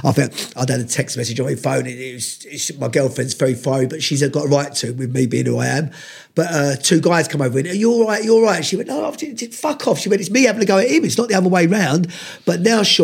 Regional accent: London, United Kingdom; growing up around Lewisham and those areas

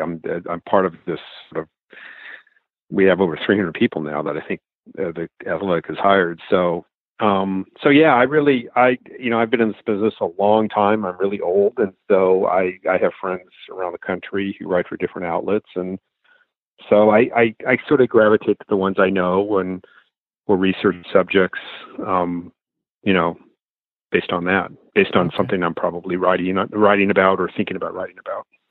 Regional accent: Los Angeles, California, United States; moved away; I grew up in Los Angeles

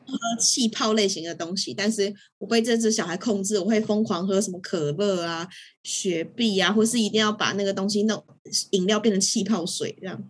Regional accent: Taiwan; 我身在台湾

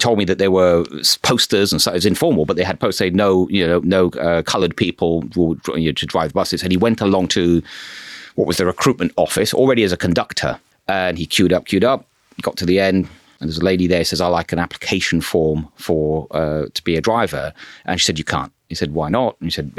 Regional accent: Bristol, South West England, United Kingdom; also born or lived in Rochdale; Yeah, I was by the age of sort of three or four, left with my parents and moved to Bristol.

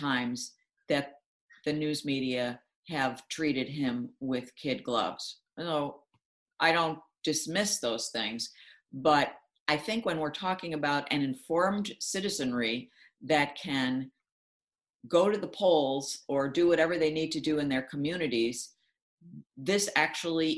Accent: Buffalo, New York, United States; I had summer internship offers at the two papers in my hometown of Buffalo.

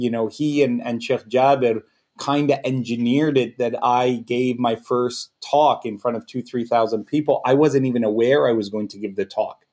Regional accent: Canada; I'm Canadian. I wouldn't say I'm Egyptian. I'm Canadian

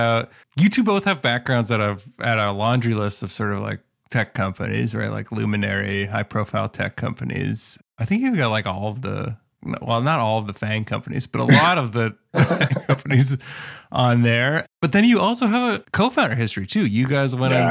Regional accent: Canada; I'm Canadian

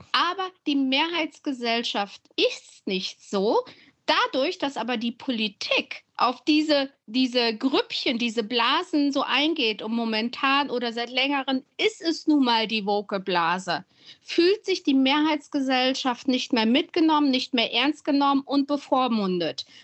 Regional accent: Siegen, North Rhine-Westphalia, Germany; born or raised there; moved away as an adult; now in Berlin, Germany

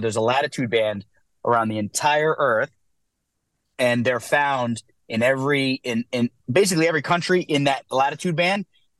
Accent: New Jersey, United States; moved away as an adult; now in New York, United States; Dude, so I'm from New Jersey. We just moved to New York.

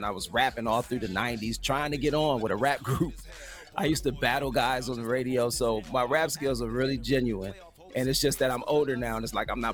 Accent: Cleveland, Ohio, United States; moved away as an adult; also born or lived in Baltimore, Maryland; I was raised in Cleveland, Ohio

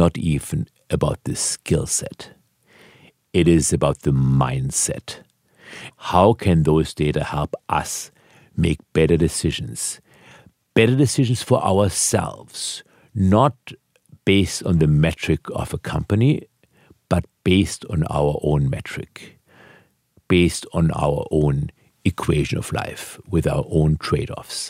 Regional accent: Germany; now in United States; I was born in Germany.

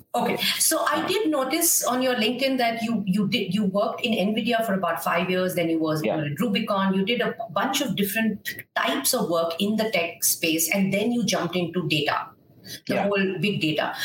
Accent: Kolkata, West Bengal, India; I'm from Calcutta

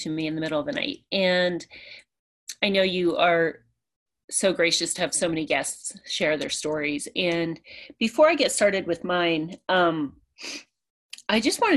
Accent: a small town outside of Orlando, Florida, United States; also born or lived in Pennsylvania; I grew up in a small town outside of Orlando

